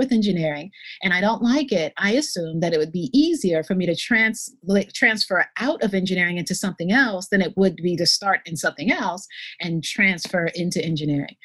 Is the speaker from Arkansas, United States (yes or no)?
no; New York, United States; I grew up in New York and in a family of 3 children where I was the only girl